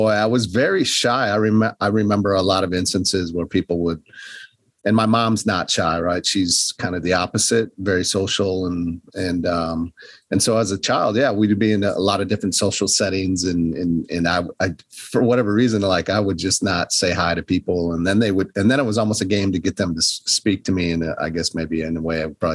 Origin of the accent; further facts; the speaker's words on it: northern Wisconsin, United States; moved away; also born or lived in Milwaukee, Wisconsin; I grew up in the North Woods of Wisconsin, small town